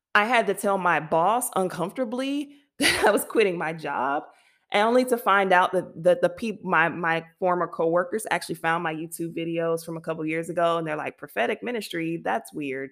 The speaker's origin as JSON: {"language": "English", "country": "United States", "moved": "yes", "lives_now": "France", "said": "as an American"}